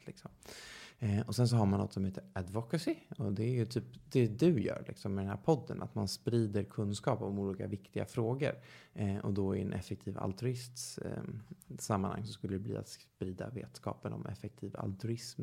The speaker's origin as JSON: {"language": "Swedish", "town": "Stockholm", "region": "Stockholm County", "country": "Sweden", "tie": "born or raised there", "said": "född och uppvuxen i Stockholm"}